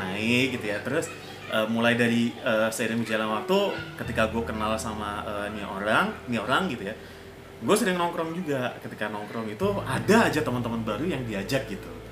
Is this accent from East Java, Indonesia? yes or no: yes; Surabaya, East Java, Indonesia; accent: Javanese; moved away as an adult; now in Jakarta, Indonesia; aku orang Surabaya. Which ya. is logatnya kan beda banget.